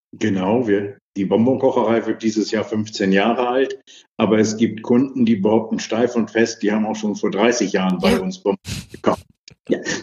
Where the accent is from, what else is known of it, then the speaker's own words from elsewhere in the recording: Kiel, Schleswig-Holstein, Germany; Ich bin in Kiel groß geworden